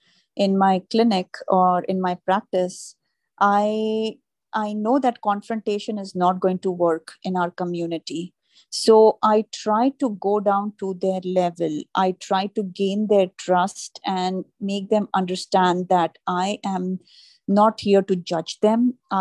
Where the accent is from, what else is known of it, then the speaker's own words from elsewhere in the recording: India; now in New York, United States; But that was something new and different that I learned when I moved from India to New York.